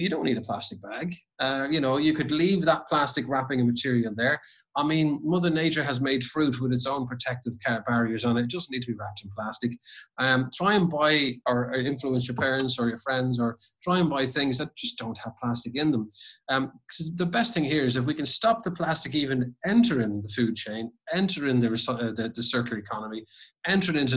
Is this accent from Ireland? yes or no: yes; Ireland; when I grew up in Ireland